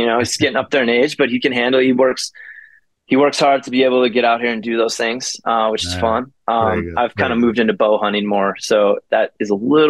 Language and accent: English; Madison, Wisconsin, United States; also born or lived in Portage, Wisconsin; now in Denver, United States; I grew up in Madison, Wisconsin. Born in Portage, Wisconsin, a smaller town outside of Madison, moved to Madison at a young age.